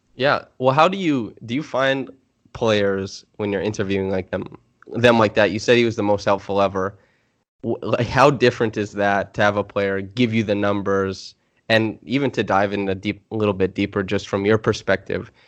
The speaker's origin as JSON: {"language": "English", "country": "Canada", "moved": "yes", "said": "I'm from Canada."}